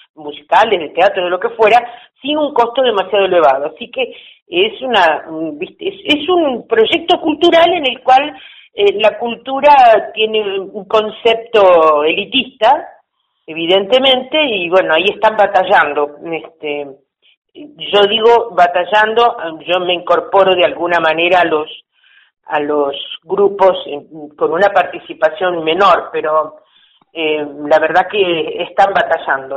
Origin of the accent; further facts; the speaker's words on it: Bahía Blanca, Buenos Aires Province, Argentina; also born or lived in Santa Cruz / Carmen de Patagones; soy nativa de Bahía Blanca